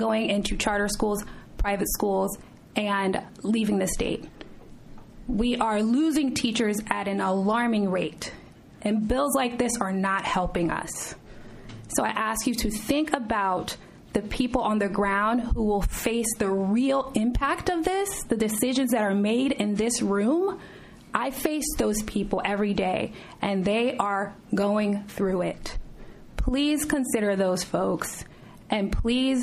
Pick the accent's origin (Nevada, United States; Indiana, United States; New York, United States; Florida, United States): Florida, United States; South; I was born and raised in South Florida